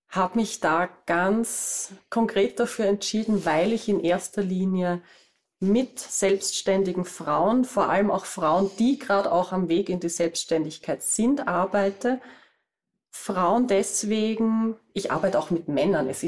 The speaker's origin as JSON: {"language": "German", "region": "Vienna area", "country": "Austria", "said": "wie man bei uns in Österreich sagt. Ich bin aus der Gegend rund um Wien und ich bin Webdesignerin."}